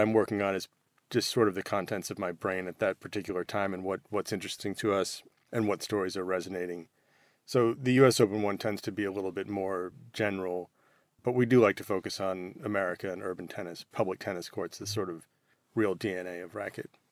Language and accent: English; United States; as, as an American